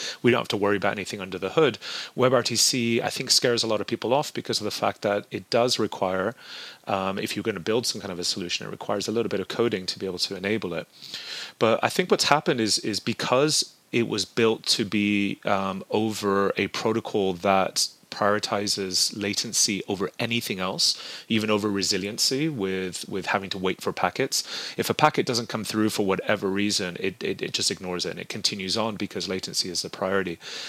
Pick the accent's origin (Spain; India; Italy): Spain; southern Spain; now in United States; So I grew up in southern Spain and I went to a British school growing up. My mother's American. I've lived in America now almost 20 years.